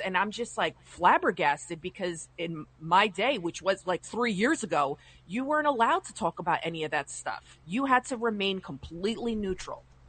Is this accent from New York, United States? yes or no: yes; Westchester, New York, United States; I'm from Westchester